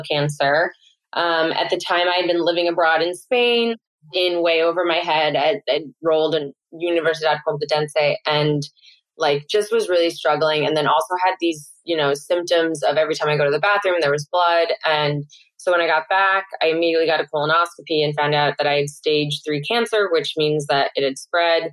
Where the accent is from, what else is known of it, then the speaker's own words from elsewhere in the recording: St. Louis, Missouri, United States; moved away as an adult; also born or lived in New York City; my hometown in St. Louis, Missouri